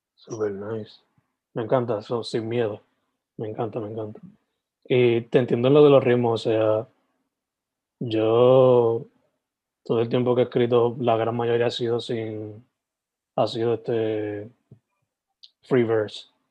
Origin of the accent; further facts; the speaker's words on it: Sabana Grande, Puerto Rico; also born or lived in San Germán; nací en San Germán, pero criado for the most part en Sabana Grande